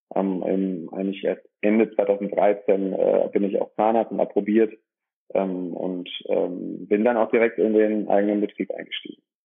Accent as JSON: {"language": "German", "town": "Dorsten", "region": "North Rhine-Westphalia", "country": "Germany", "tie": "born or raised there", "said": "komme aus dem schönen Dorsten, einer kleinen und mittelgroßen Stadt, 90.000 Einwohner, äh, welches zwischen dem Münsterland und im Ruhrgebiet liegt, ähm, im Kreis Recklinghausen. Bin hier geboren"}